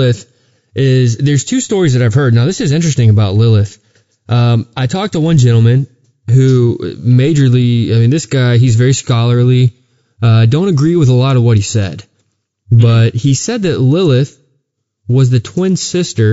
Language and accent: English; Texas, United States; growing up in Texas, we had some local urban legends